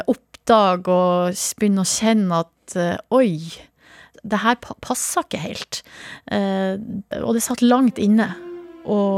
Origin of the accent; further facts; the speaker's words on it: Hamarøy, Nordland, Norway; så er det veldig ofte Hamarøy og hjemstedet mitt som dukker opp.